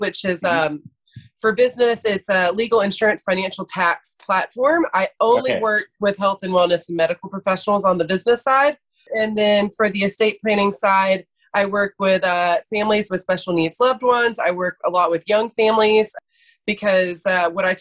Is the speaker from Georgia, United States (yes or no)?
yes; Athens, Georgia, United States; also born or lived in Atlanta, Georgia; I am from Athens, Georgia. So I was born and raised a dog